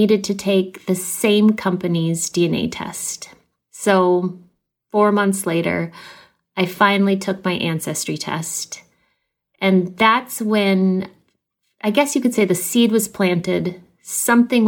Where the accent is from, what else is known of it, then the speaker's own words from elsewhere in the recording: Minneapolis, Minnesota, United States; I am 41 years old, and I'm from Minneapolis, Minnesota